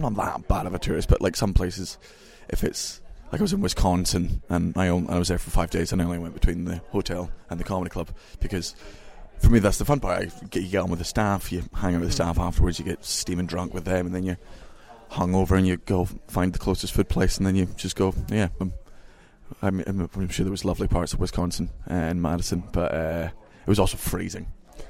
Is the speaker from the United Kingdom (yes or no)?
yes; London, United Kingdom; born there; when I came down to London, I was born in London, but I didn't understand.